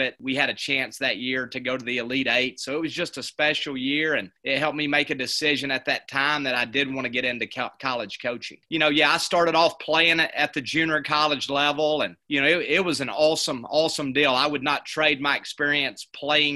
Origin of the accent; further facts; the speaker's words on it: Hamilton, Alabama, United States; moved away as an adult; now in Ozark, United States; I'm actually from Hamilton, Alabama, which is right on the Alabama-Mississippi line. After my senior year at Hamilton High School